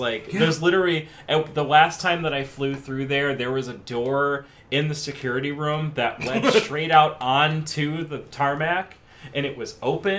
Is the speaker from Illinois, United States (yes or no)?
yes; Chicago, Illinois, United States; I'm from Chicago.